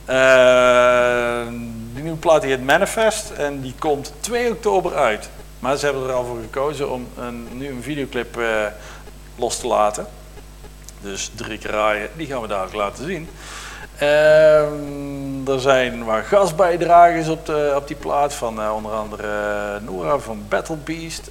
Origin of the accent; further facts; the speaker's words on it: Deurne, North Brabant, Netherlands; moved away; ik kom eigenlijk uit Deurne, dus het eh, is daar eh, net aan de andere kant van de grens met Limburg.